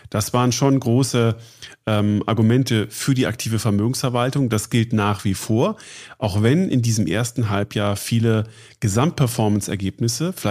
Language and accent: German; Munich, Bavaria, Germany; bin ich äh, in München zu Hause und arbeite hier. Ähm, als Münchner kennt man Sie